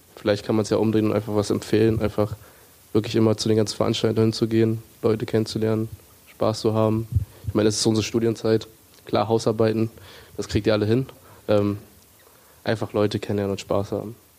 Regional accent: Hamburg, Germany; Ich komme aus Hamburg, also ich hatte hier noch meinen Freundeskreis, ich habe meine Familie hier

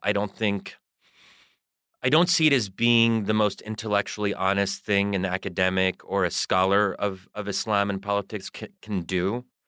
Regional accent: United States; I am a product of American culture and I am American.

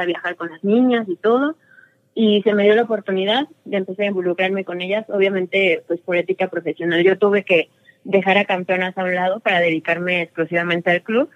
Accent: Toluca, State of Mexico, Mexico; yo nací aquí en Toluca y aquí vivo desde tengo memoria.

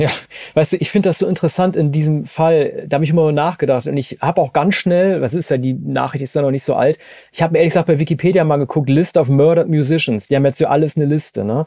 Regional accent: Oldenburg, Wilhelmshaven, Lower Saxony, Germany; ich komme ja aus Norddeutschland, Oldenburg, Wilhelmshaven, die Ecke

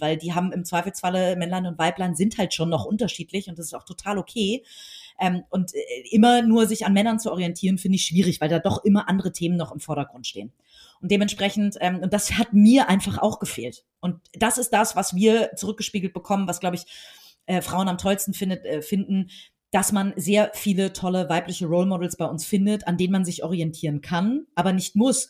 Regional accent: Hamburg, Germany; ich bin äh, in Hamburg geboren, hier zur Schule gegangen, aufgewachsen

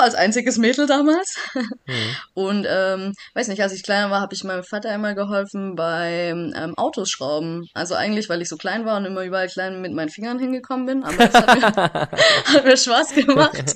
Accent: Backnang, Baden-Württemberg, Germany; now in Sindelfingen, Germany; komme aus Backnang, das ist auch immer noch mein Heimatverein

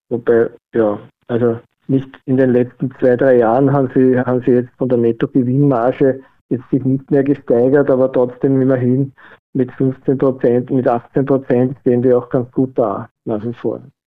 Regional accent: Vienna, Austria; bin aus Wien

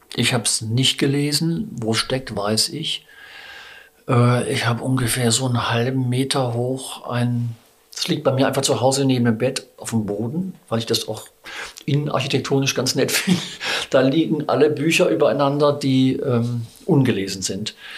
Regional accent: Baden-Württemberg, Germany; moved away as an adult; also born or lived in Bavaria / Schleswig-Holstein / Cologne / Düsseldorf; now in Saxony, Germany; komme ich noch aus Südbaden

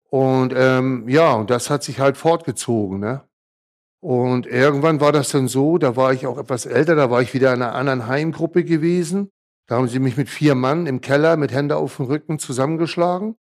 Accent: Hamburg, Germany; born there; Bin ja 1966 geboren in Hamburg.

